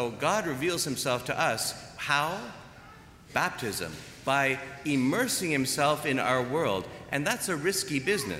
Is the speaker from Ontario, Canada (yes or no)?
yes; Toronto, Ontario, Canada; moved away; also born or lived in Germany; I'm from Toronto. We have snow.